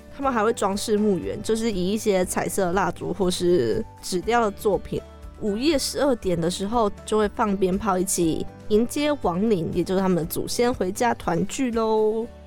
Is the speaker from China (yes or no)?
no; Taichung, Taiwan; moved away as an adult; now in Taipei, Taiwan; 适合生活的地方还是在我的家乡台中